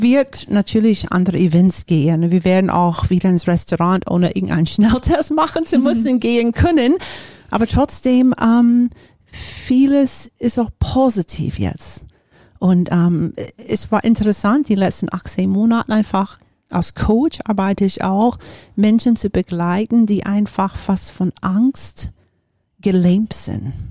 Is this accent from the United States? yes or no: yes; Florida, United States; German is a second language; moved away as an adult; also born or lived in Japan; now in Germany; komme ich aus den USA, bin in Florida aufgewachsen